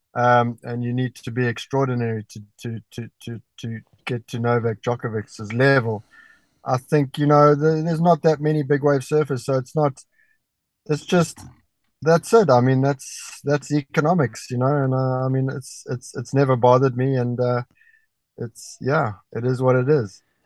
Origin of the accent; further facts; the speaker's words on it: Durban, KwaZulu-Natal, South Africa; I was growing up in Durban